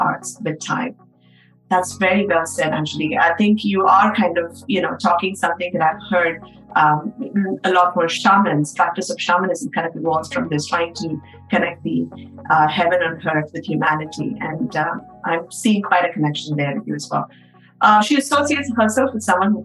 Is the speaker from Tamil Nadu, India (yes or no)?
yes; Chennai, Tamil Nadu, India; now in New York, United States; my hometown in Chennai. South India.